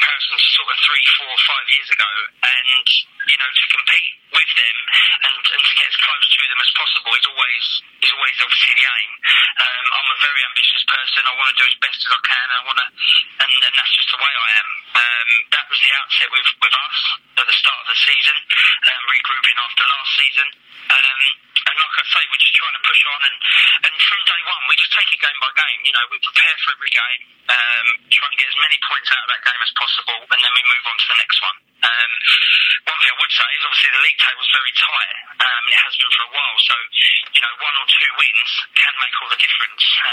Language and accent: English; Medway, South East England, United Kingdom; I'm originally from Medway